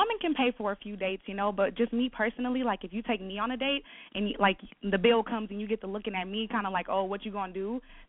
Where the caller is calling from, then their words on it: Milwaukee, Wisconsin, United States; I'm calling from Milwaukee.